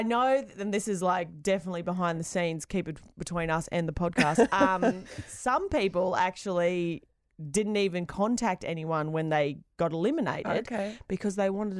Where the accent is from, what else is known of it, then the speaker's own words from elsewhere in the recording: Queensland, Australia; I'm a massive rugby league fan because I'm from Queensland.